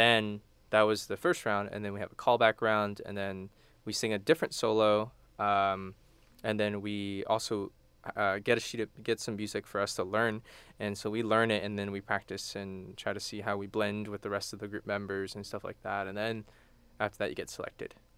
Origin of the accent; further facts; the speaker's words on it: Houston, Texas, United States; also born or lived in College Station, Texas; I'm from Houston.